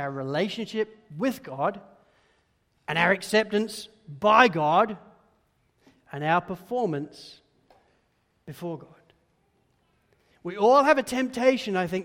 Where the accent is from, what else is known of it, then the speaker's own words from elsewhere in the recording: Spalding, East Midlands, United Kingdom; growing up in Spalding in Lincolnshire, the United Kingdom, was, well, slightly boring